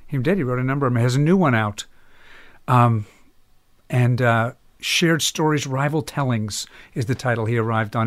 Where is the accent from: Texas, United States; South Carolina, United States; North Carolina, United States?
North Carolina, United States; Chapel Hill; moved away; also born or lived in New York; Chapel Hill, North Carolina was a strange place to come of age